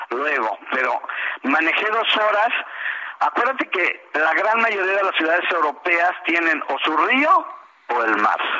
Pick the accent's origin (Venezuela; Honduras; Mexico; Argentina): Mexico; nosotros somos mexicanos